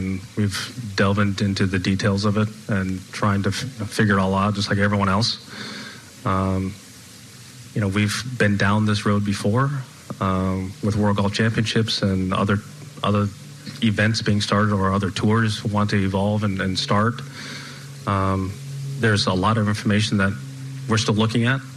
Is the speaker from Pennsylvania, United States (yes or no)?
no; Los Angeles area, California, United States; my hometown